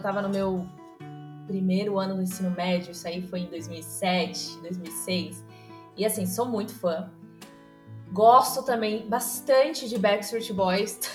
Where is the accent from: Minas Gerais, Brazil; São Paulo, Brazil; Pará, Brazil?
São Paulo, Brazil; Ferraz de Vasconcelos; sou aqui de Ferraz de Vasconcelos, São Paulo